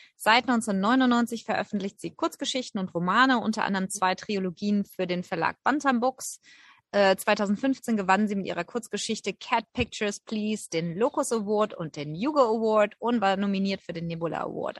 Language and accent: German; Germany; bei uns in Deutschland